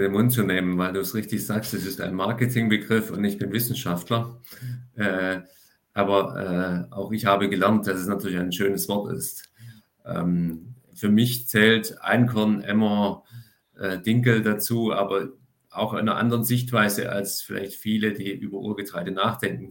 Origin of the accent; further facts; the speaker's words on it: Swabia, Germany; also born or lived in France; als Schwabe